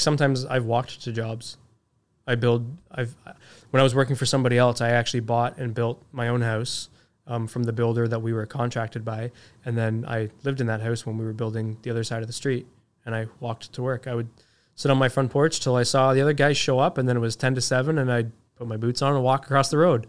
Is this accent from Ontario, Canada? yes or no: yes; Toronto, Ontario, Canada; moved away; also born or lived in Ajax, Ontario; I grew up in Scarborough. It, there's a reason why my mom moved us out of there, right?